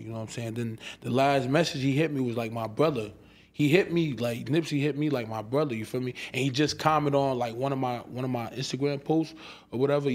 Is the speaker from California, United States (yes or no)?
no; Irvington, New Jersey, United States; That's where I'm from Irvington